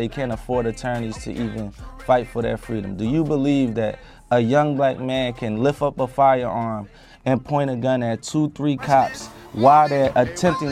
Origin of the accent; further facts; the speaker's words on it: United States; I grew up in America in a ruthless neighborhood where we are not protected by police